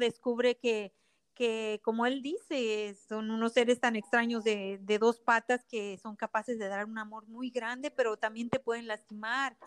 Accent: Ensenada, Baja California, Mexico; now in United States; Yo soy de Ensenada, eh, Baja California de México

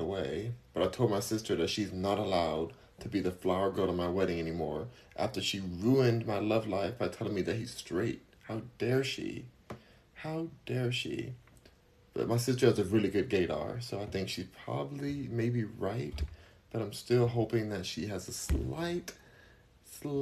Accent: Los Angeles, California, United States; I am from Los Angeles. I'm from LA, born and raised

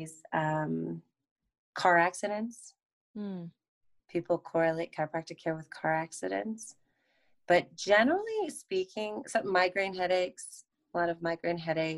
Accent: Colorado, United States; first language English; moved away as an adult; also born or lived in Colombia; I grew up in Colorado

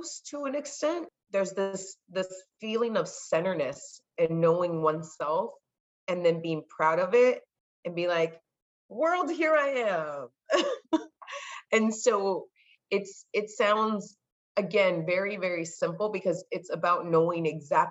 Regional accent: California, United States; first language Spanish; English is a second language; I'm born in the United States, I'm born in California. My first language is Spanish

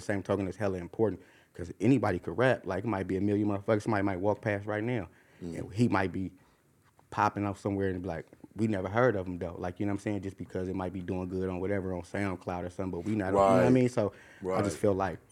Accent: Oakland, California, United States; I'm from East Oakland.

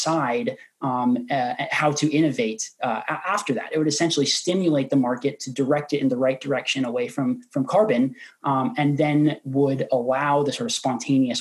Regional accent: Oregon, United States; my home state of Oregon

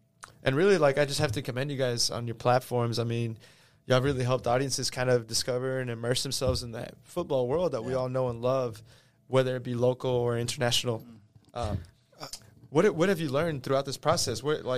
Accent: Houston, Texas, United States; now in Austin, United States; I'm from Houston.

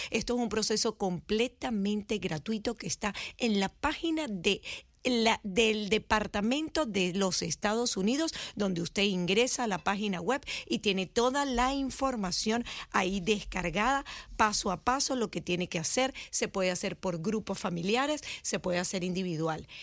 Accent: Venezuela; now in United States; como venezolano

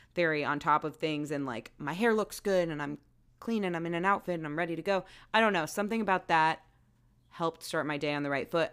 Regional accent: Maryland, United States; moved away; also born or lived in Baltimore; nod to my home state.

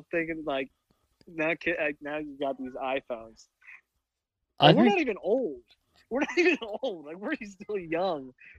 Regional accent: Midwest, United States; We're from the Midwest, that's why. That's a Midwest thing.

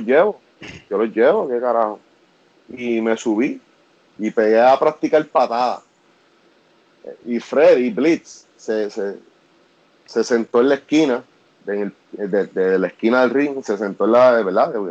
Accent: Vega Alta, Puerto Rico; nosotros somos de Vega Alta

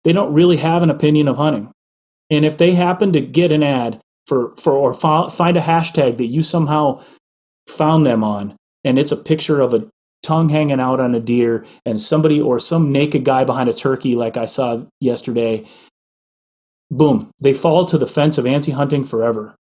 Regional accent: Midwest, United States; I grew up in the Midwest

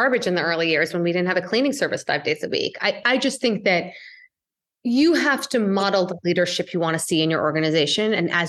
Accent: India; I'm Indian.

